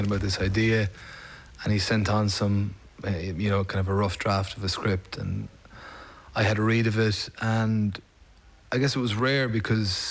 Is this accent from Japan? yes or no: no; Ireland; an Irish actor, as an Irish artist